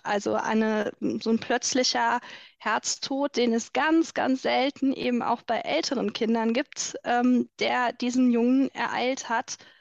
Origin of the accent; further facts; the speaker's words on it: Rhineland, Germany; bei uns im Rheinland